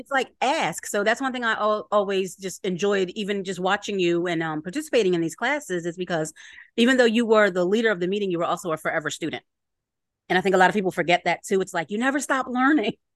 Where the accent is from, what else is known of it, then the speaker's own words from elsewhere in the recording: Philadelphia, Pennsylvania, United States; I am from Philly